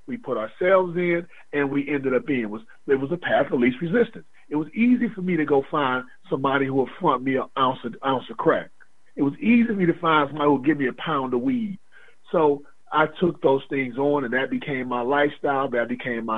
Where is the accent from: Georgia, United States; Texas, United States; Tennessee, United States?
Georgia, United States; Atlanta; I was raised in Atlanta